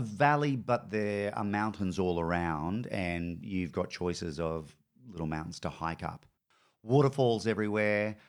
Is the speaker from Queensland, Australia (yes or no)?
yes; North Queensland, Australia; also born or lived in Brisbane; now in Melbourne, Australia; I grew up in North Queensland